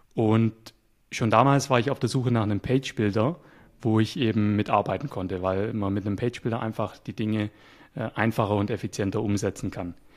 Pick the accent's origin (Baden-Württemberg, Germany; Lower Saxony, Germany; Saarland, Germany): Baden-Württemberg, Germany; Nürtingen; moved away as an adult; now in Bulgaria; ich komme aus Deutschland, ich bin Deutscher, äh, ich bin Schwabe, aus der Nähe von Stuttgart komme ich.